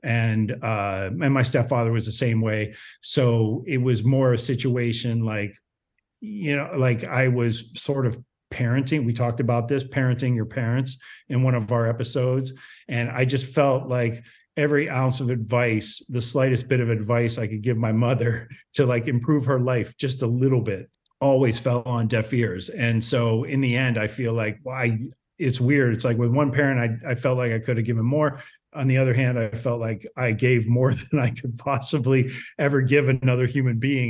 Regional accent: Ohio, United States; moved away; also born or lived in Los Angeles; I grew up in Ohio. So, you know, a very small town in Ohio

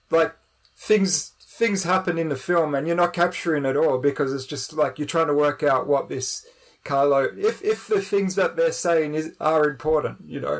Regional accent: Central Victoria, Australia; I'm from Central Victoria

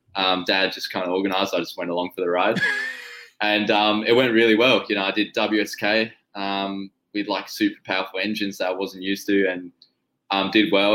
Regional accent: Tasmania, Australia; we're from Tasmania, which is yeah. like a little island off off the mainland.

